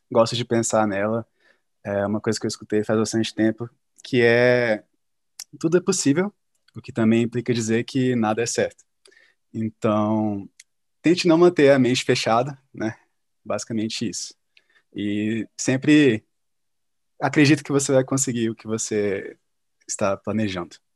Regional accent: Espírito Santo, Brazil; now in São Paulo, Brazil; Eu sou do Espírito Santo, né? E eu estava querendo muito vir para São Paulo

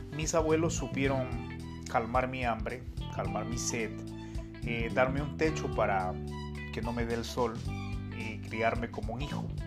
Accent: Peru; yo nací en Perú hace cinco décadas atrás. Compartí momentos muy bonitos con mis abuelos, que los, que me criaron

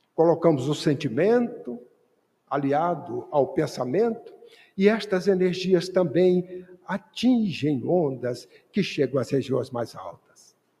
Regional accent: Bahia, Brazil; eu sou baiano

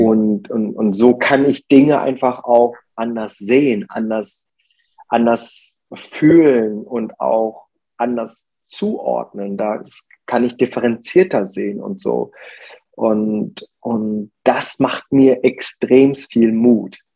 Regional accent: Germany; ich bin in Deutschland geboren und aufgewachsen, aber mein Ursprung liegt äh, in Korea

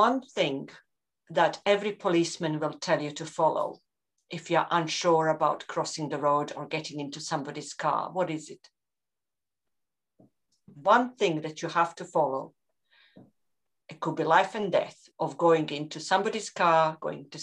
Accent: Croatia; moved away as an adult; also born or lived in Reading, Berkshire / Scotland; one of the guys that I grew up with in Croatia

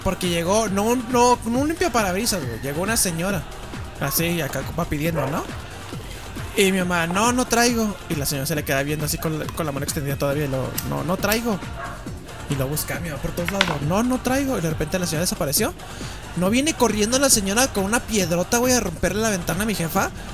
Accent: Mexico; somos gordos mexicanos

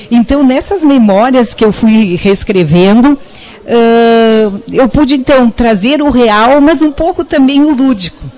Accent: Garibaldi, Rio Grande do Sul, Brazil; ela dizia que o local das histórias são verdadeiros e realmente o local é Garibaldi, que é a minha cidade natal.

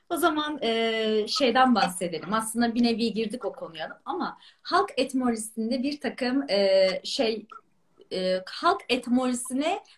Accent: Balıkesir, Turkey; Ben yani Balıkesirliyim

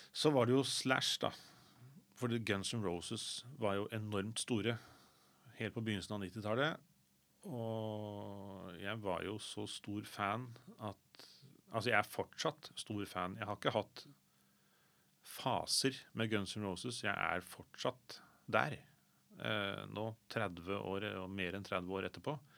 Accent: Sandefjord, Vestfold, Norway; moved away as an adult; now in Oslo, Norway; jeg anser fortsatt Sandefjord som hjembyen min

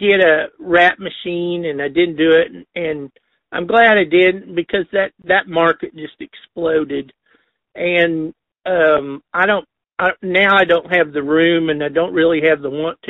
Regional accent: Enid, Oklahoma, United States; I grew up in Enid

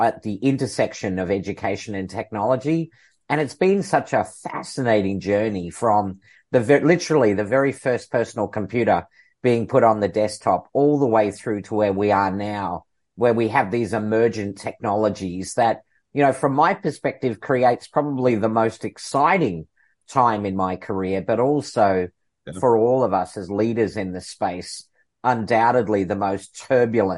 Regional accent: Melbourne, Victoria, Australia; moved away; also born or lived in Seattle / United Kingdom; after 30 years away from my hometown here in Melbourne, Australia, I got to come back

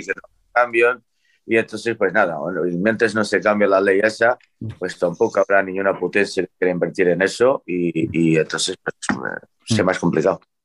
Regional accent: Portugal; now in Spain; soy el, primero portugués con licencia española

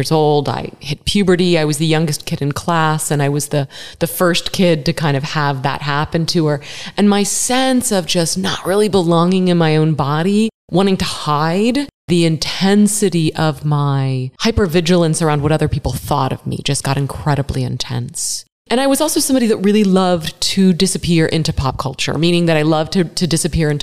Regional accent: Dallas, Texas, United States; also born or lived in Philadelphia area, Pennsylvania; I was born in the Philadelphia area. My family was from the East Coast, but my dad got transferred to Dallas, this new city on the rise, Dallas, Texas, in 1978.

